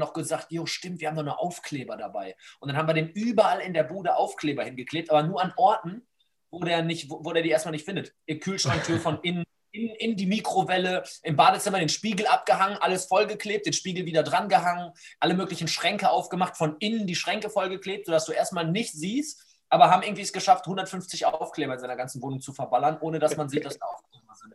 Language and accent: German; Essen, North Rhine-Westphalia, Germany; hier bei uns in Essen